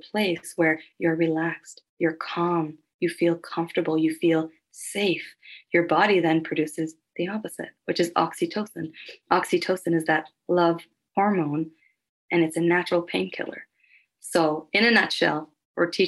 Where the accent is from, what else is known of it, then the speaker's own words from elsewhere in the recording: Halifax, Nova Scotia, Canada; now in Calgary, Canada; I'm originally from Halifax, Nova Scotia, so that's where I was born and raised.